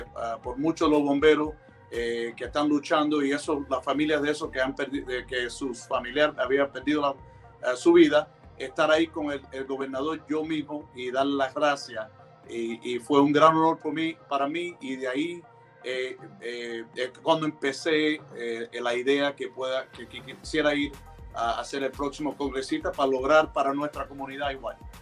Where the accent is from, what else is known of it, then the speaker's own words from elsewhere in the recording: Miami, Florida, United States; yo nací aquí en los Estados Unidos. Mis padres son cubanos, vinieron hace 58 años, pero la verdad es que por gracias a mis abuelos, eh, yo aprendí el español eh, temprano